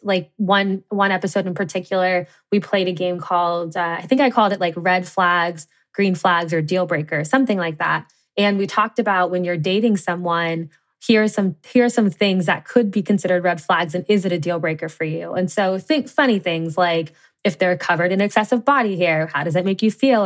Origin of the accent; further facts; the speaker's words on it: Cincinnati, Ohio, United States; I grew up in the Midwest in Cincinnati, Ohio